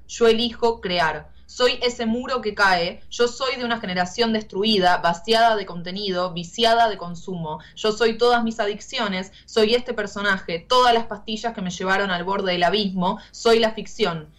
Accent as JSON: {"language": "Spanish", "country": "Argentina"}